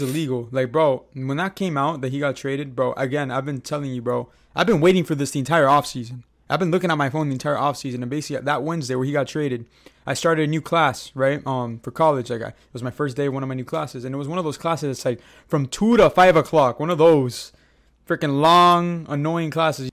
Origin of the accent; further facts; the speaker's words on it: Miami, Florida, United States; we're from Miami. We've been Miami Heat fans for, bro, ever since we came out of the womb